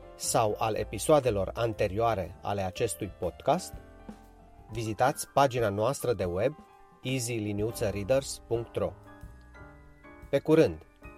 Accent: Satu Mare, Satu Mare County, Romania; now in Finland; în orașul meu natal, în satul mare

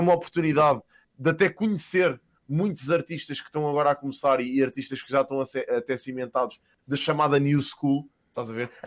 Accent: Casal de Cambra, Lisbon, Portugal; also born or lived in Queluz; eu cresci em Casal de Câmara, andei na escola primária em Queluz

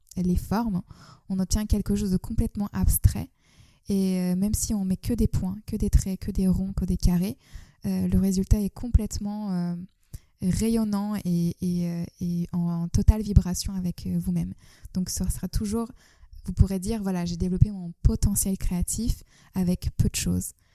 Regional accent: Istanbul, Turkey; now in France; je suis née en Turquie, j'ai grandi à Istanbul

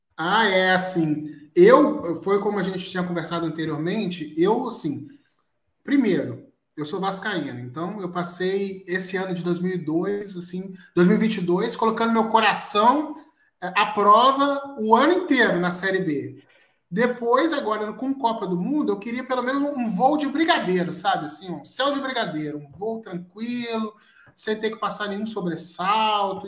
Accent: Niterói, Rio de Janeiro, Brazil; now in Espírito Santo, Brazil; Eu sou do Rio. Na verdade, eu sou de Niterói, mas eu moro no Espírito Santo.

